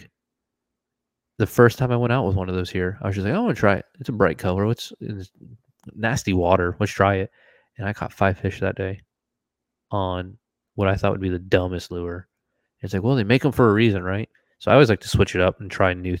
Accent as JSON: {"language": "English", "region": "Florida", "country": "United States", "tie": "born or raised there", "also_born_or_lived": "Washington", "moved": "yes", "said": "I'm from Florida, where I grew up bass fishing"}